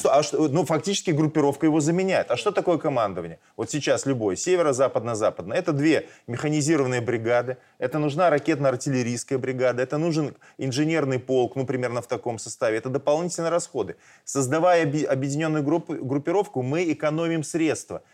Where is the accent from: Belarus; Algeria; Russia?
Belarus; мы белорусы